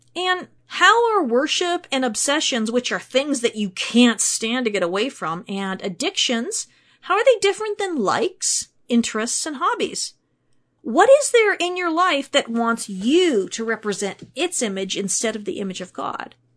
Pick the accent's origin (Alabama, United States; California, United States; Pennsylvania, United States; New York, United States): Pennsylvania, United States; Pittsburgh; I was born in Pittsburgh, Pennsylvania, which means that my hometown boasts three amazing sports teams